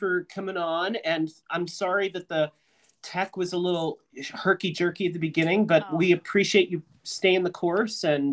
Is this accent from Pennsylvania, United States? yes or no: yes; Pennsylvania, United States; I'm from the Pennsylvania, you know, the other side of Pennsylvania